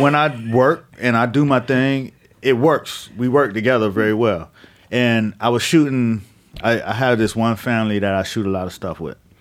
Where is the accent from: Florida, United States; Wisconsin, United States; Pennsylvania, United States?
Florida, United States; Miami; I grew up in the Northwest side of Miami